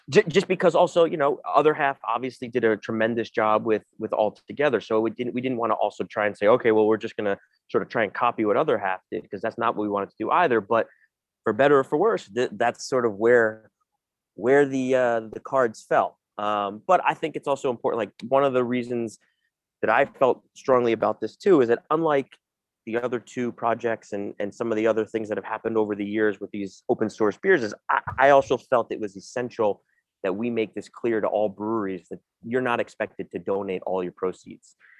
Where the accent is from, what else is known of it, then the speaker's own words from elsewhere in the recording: New York City, New York, United States; I'm born and raised in New York City